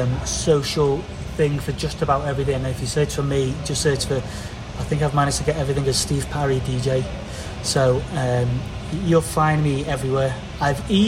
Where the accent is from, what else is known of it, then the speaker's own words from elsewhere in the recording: England, United Kingdom; I'm English